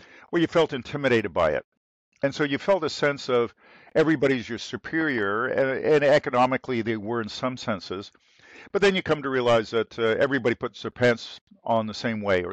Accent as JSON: {"language": "English", "town": "Toronto", "region": "Ontario", "country": "Canada", "tie": "born or raised there", "said": "I grew up in Toronto"}